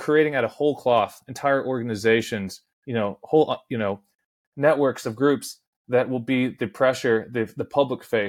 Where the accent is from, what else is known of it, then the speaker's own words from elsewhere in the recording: Washington, District of Columbia, United States; I grew up in the Washington, D.C. area